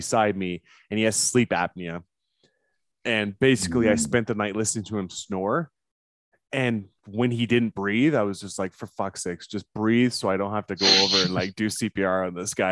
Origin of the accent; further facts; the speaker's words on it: Canada; I'm Canadian.